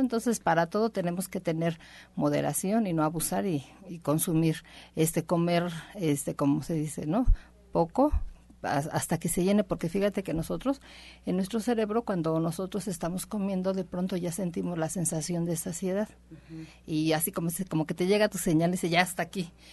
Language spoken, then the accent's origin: Spanish; Mexico; somos solo los mexicanos